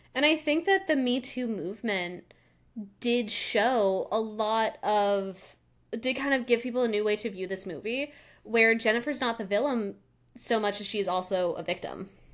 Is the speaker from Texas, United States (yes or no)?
no; Colorado, United States; I grew up in Colorado, and we always had our water bottles, 'cause we're at a higher altitude.